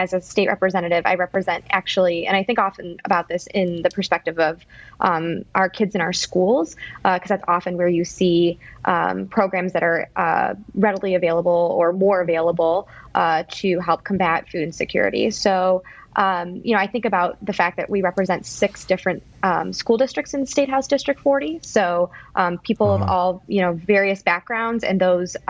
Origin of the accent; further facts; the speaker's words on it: Birmingham, Michigan, United States; I grew up in Birmingham, went to our public schools